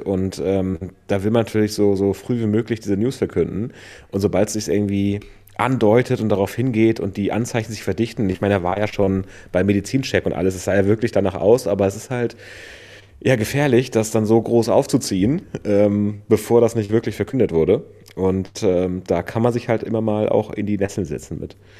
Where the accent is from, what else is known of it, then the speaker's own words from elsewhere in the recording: northern Germany coast, Germany; now in Vienna, Austria; wir kommen ja beide da aus dem Norden von der Küste